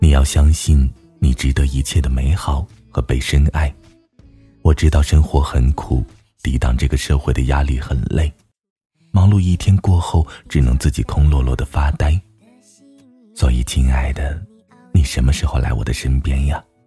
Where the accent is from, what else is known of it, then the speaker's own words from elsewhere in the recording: northern China, China; moved away; 作为北方人，我正在经历一个没有雪的冬天